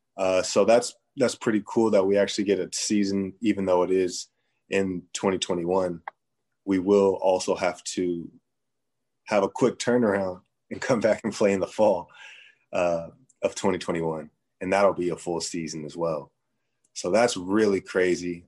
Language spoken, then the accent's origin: English; San Jose, California, United States; moved away as an adult; my hometown, San Jose